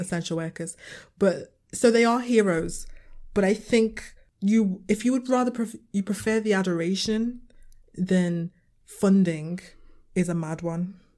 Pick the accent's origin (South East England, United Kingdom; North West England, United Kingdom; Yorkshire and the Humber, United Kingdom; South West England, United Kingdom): North West England, United Kingdom; Liverpool; I'm coming from, I'm from Liverpool